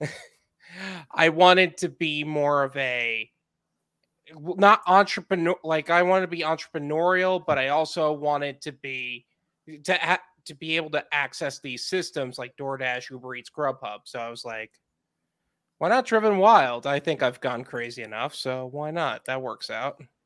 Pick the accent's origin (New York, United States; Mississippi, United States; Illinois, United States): New York, United States; Long Island; moved away as an adult; now in Fort Lauderdale, United States; Long Island